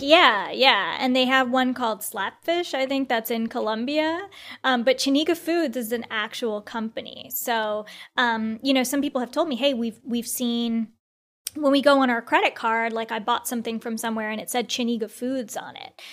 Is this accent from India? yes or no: yes; India; I'm Indian, so as an Indian